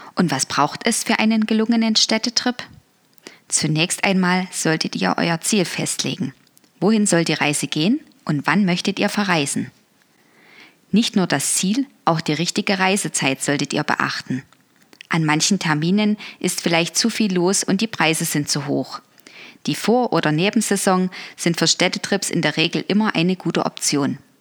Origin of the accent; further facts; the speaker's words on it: Dresden, Saxony, Germany; Dresden. Meine Heimatstadt ist ja eher historisch